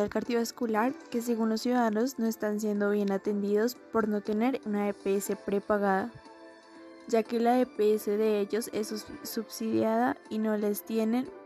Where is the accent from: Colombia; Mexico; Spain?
Colombia; Y todos por igual, ricos o pobres, todos somos colombianos